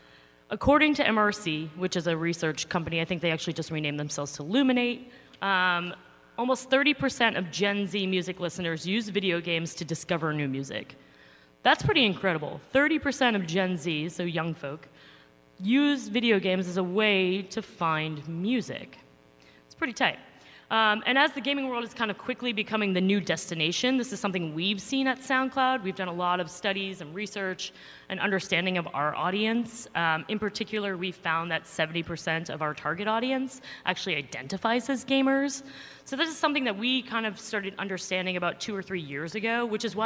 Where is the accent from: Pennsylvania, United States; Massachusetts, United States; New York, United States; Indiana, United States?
New York, United States; I'm a New Yorker